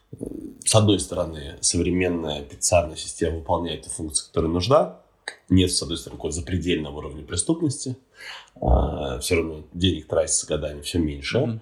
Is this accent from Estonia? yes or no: yes; Estonia; я сам из Эстонии родом